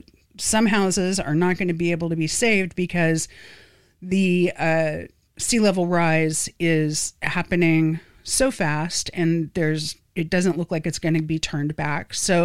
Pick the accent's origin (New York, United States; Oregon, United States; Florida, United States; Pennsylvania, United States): Florida, United States; Satellite Beach; Where I grew up in Satellite Beach, that is a barrier island.